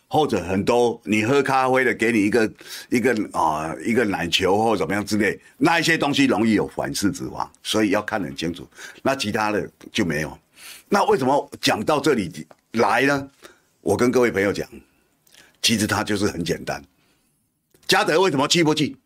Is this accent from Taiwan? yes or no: yes; Kinmen County, Taiwan; now in New Taipei, Taiwan; 我虽然住新北，我是金门人，可是我工作范围这三十几年了，都在台北